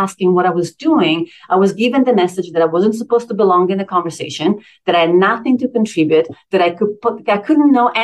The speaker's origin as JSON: {"language": "English", "country": "Italy", "tie": "born or raised there", "second_language": "English", "moved": "as an adult", "lives_now": "United States", "said": "I grew up in Italy since I was 19"}